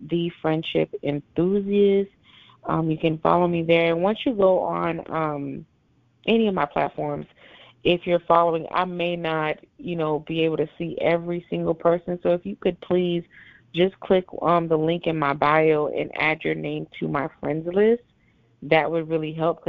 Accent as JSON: {"language": "English", "town": "Nassau", "region": "New Providence", "country": "Bahamas", "tie": "born or raised there", "moved": "yes", "said": "I was born in Nassau, Bahamas, and I have family there. Yes, I'm Haitian Bahamian"}